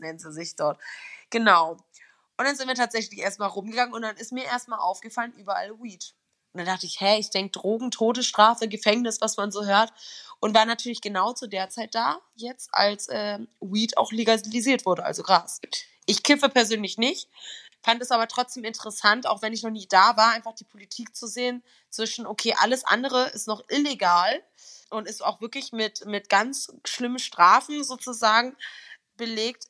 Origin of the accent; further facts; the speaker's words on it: Berlin, Germany; ich komme aus Berlin